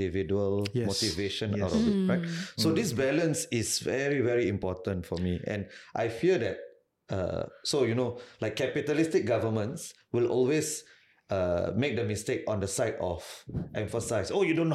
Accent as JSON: {"language": "English", "country": "Singapore", "said": "I'm more Singaporean"}